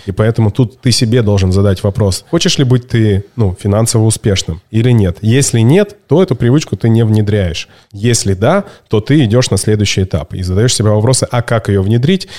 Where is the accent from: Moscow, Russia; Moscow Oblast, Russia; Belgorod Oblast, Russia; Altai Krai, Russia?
Altai Krai, Russia; Barnaul; в Барнауле, в моем родном городе